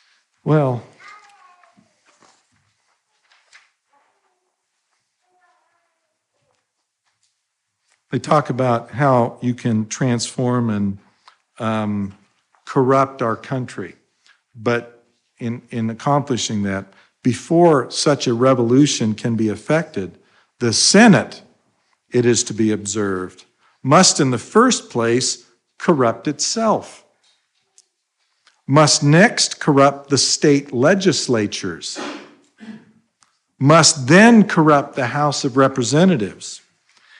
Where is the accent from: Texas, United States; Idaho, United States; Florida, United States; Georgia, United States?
Idaho, United States; When I was growing up in Idaho